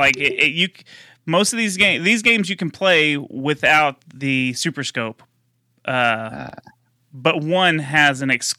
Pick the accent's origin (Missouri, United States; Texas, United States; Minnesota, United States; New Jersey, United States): Texas, United States; I'm from Texas.